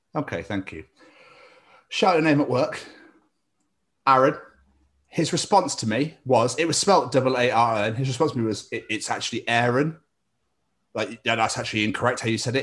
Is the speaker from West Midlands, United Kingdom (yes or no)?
no; Scotland, United Kingdom; now in Wales, United Kingdom; being Scottish in Wales